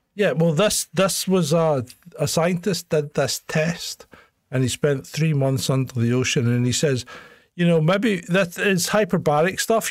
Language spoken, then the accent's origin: English; Scotland, United Kingdom; also born or lived in Hong Kong; they put me back into the Scottish school system where I would have been if I hadn't been away